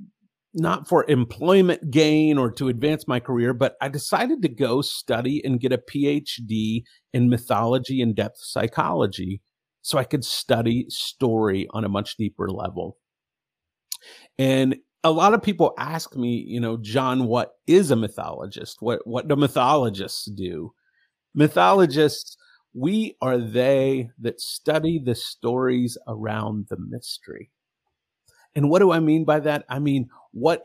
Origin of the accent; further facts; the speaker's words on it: Texas, United States; my story begins in the great state of Texas, which is not acting so great lately. But when I was born in Texas